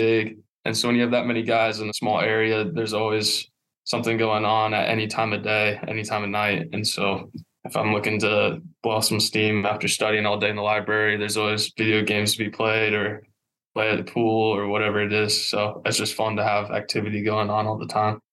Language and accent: English; Warsaw, Indiana, United States; born and raised in Warsaw